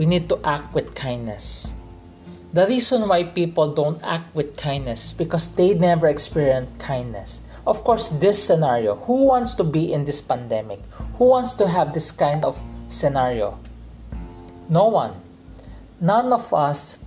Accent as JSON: {"language": "English", "country": "Philippines", "tie": "born or raised there", "said": "I'm a Chinese, grew up in a Filipino culture, I'm a Filipino Chinese right now"}